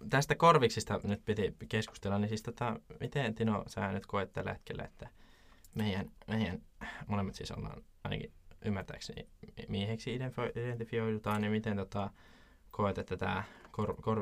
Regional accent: Jyväskylä, Central Finland, Finland; mä oon Jyväskylästä

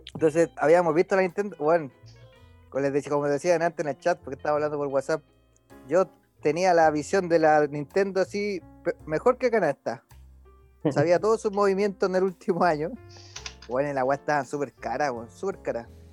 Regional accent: Chile; como somos los chilenos

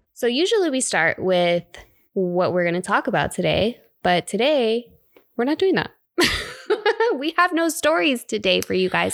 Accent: South Florida, United States; born or raised there; moved away; also born or lived in Bay Area, California

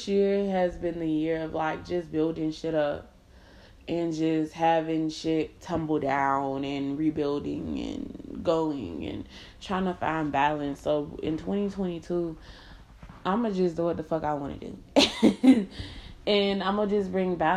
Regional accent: Miami, Florida, United States; moved away as an adult; now in Indiana, United States; I'm from Miami. I'm moving to Indiana

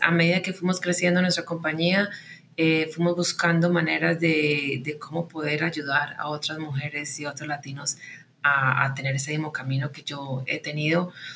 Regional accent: Medellín, Antioquia, Colombia; moved away as an adult; also born or lived in United States; Yo nací y crecí en Medellín

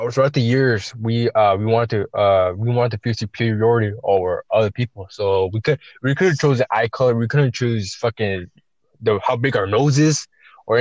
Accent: United States; I'm Chicano. I'm American born, but raised by Mexicans.

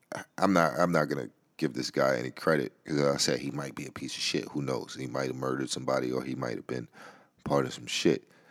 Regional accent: New York City, New York, United States; the Bronx, which is my hometown, where I grew up

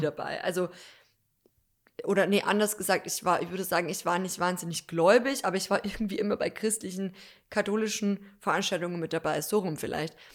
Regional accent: Deggendorf, Bavaria, Germany; also born or lived in Munich; hier, wo ich aufgewachsen bin

